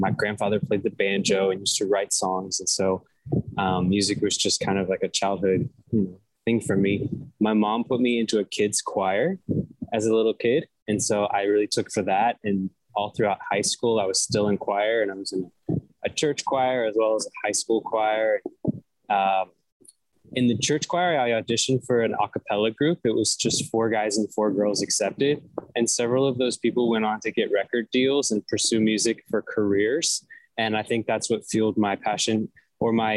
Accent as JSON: {"language": "English", "town": "Atlanta", "region": "Georgia", "country": "United States", "tie": "born or raised there", "also_born_or_lived": "Nashville", "moved": "as an adult", "said": "I grew up in Atlanta, Georgia"}